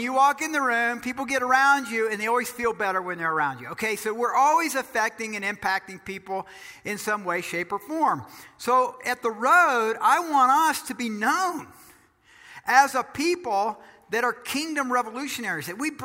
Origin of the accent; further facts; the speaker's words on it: Georgia, United States; I'm from Georgia